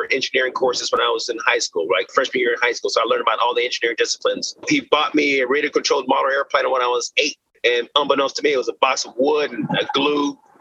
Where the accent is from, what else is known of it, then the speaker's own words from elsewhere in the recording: Austin, Texas, United States; I was born in Austin, Texas